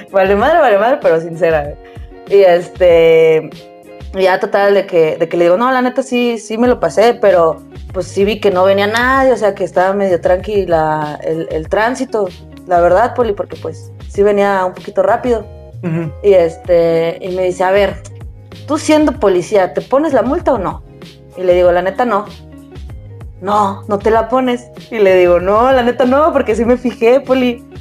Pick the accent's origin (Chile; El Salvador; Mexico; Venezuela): Mexico; Mexico City; Y le dije, no, de la Ciudad de México.